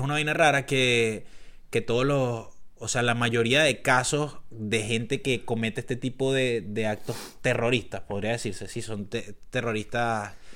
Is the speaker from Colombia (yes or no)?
no; Caracas, Capital District, Venezuela; moved away; yo soy de Caracas